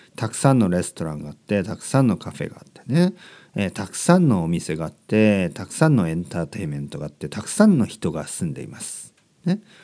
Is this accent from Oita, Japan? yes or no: yes; Kyushu, Oita, Japan; moved away as an adult; also born or lived in London, United Kingdom / Barcelona, Spain; now in Tokyo, Japan; 僕の出身は九州の大分県